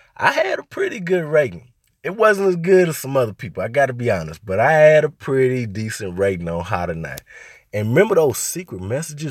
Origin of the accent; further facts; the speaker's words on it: Little Rock, Arkansas, United States; moved away as an adult; I'm from Little Rock.